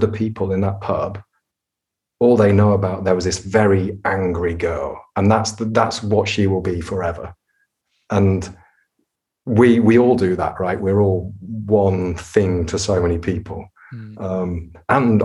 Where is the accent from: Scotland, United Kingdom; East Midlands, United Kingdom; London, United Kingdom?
East Midlands, United Kingdom; Nottingham; I was growing up in Nottingham